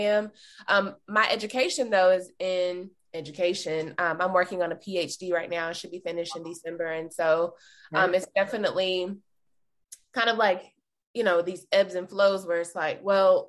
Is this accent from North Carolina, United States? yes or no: yes; North Carolina, United States; moved away as an adult; now in Kansas City, United States; I'm originally from North Carolina. I'm a Southern girl, so sometimes I'll say, like, hey, y'all.